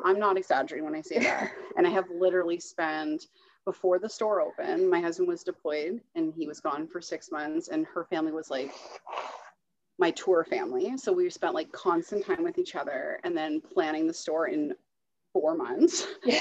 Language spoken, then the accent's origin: English; Ontario, Canada; also born or lived in Toronto / Perth / Kingston / Borden; now in Petawawa, Canada; I grew up in Ontario, lived around the Toronto area, Perth, and Kingston before I moved to Petawawa